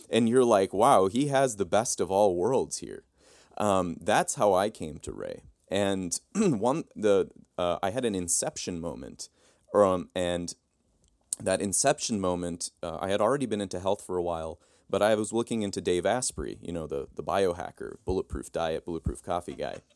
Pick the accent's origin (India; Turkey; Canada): Turkey; now in United States; and I grew up in Turkey. And when I came back to the United States, uh, I swelled up like a balloon.